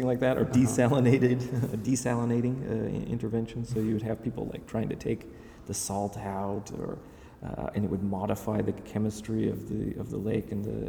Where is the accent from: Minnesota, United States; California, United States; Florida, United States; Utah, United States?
Utah, United States; Salt Lake City; moved away as an adult; also born or lived in Los Angeles; now in New York, United States; growing up in Salt Lake, which was very nice